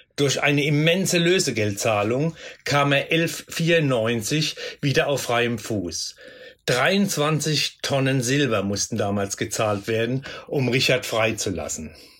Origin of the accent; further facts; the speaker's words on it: Rhineland-Palatinate, Germany; hier bei uns in der Pfalz